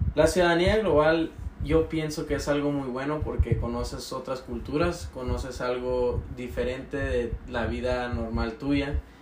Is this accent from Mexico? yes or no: yes; Cumpas, Sonora, Mexico; yo nací en Cumpa, Sonora